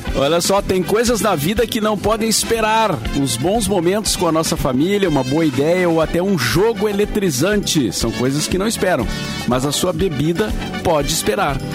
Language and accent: Portuguese; Cachoeira do Sul, Rio Grande do Sul, Brazil; Cachoeira do Sul, a minha terra natal